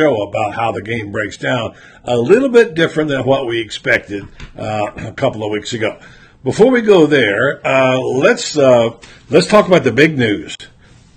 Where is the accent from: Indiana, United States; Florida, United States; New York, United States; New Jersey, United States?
Florida, United States; Ocala; my hometown